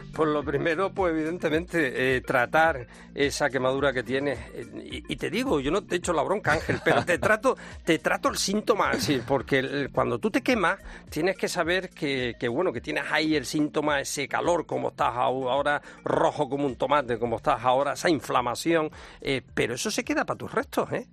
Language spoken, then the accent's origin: Spanish; Las Palmas de Gran Canaria, Canary Islands, Spain; a mi tierra, fíjate. En Canarias, en Las Palmas de Gran Canaria